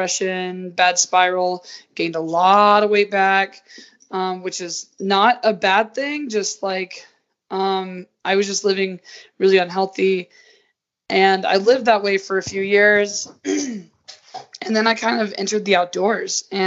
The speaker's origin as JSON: {"language": "English", "region": "Georgia", "country": "United States", "tie": "born or raised there", "moved": "as an adult", "lives_now": "Utah, United States", "said": "I was raised in the South where it's just like cornbread and like biscuits and gravy"}